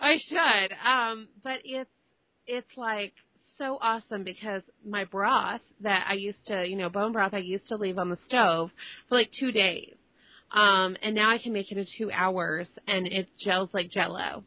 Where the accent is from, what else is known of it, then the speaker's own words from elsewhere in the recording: Dallas, Texas, United States; I grew up in te- in Dallas and uh, in Texas